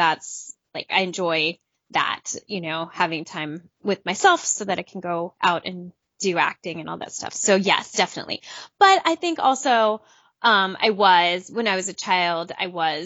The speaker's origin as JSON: {"language": "English", "region": "Southern California", "country": "United States", "tie": "born or raised there", "said": "I grew up in Southern California"}